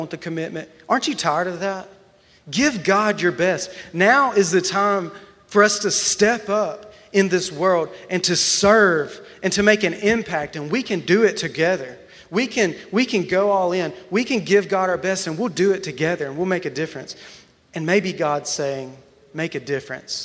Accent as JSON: {"language": "English", "region": "Alabama", "country": "United States", "moved": "as an adult", "lives_now": "Wichita Falls, United States", "said": "I'm from Alabama"}